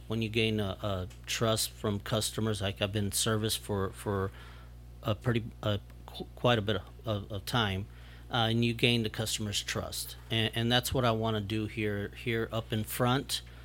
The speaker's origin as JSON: {"language": "English", "town": "Mission", "region": "Texas", "country": "United States", "tie": "born or raised there", "moved": "as an adult", "lives_now": "Rio Grande City, United States", "said": "I'm originally from Mission, Texas."}